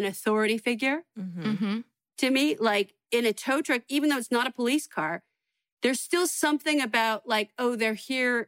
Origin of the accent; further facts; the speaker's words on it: San Francisco, California, United States; moved away as an adult; also born or lived in Los Angeles; I was going to the Holy City Zoo. And this was like when I first started comedy, and I was still like living at home and I was still in high school kind